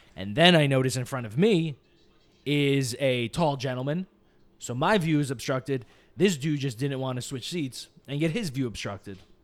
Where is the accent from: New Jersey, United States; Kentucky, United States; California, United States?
New Jersey, United States; now in Los Angeles, United States; I am from New Jersey. We are from New Jersey